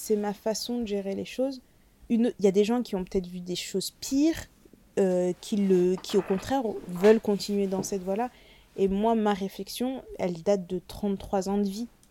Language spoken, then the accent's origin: French; France; je suis née en France